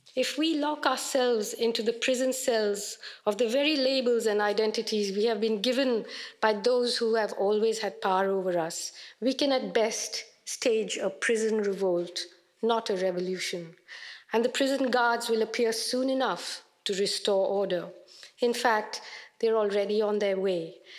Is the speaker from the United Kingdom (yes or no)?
no; India; an Indian woman writer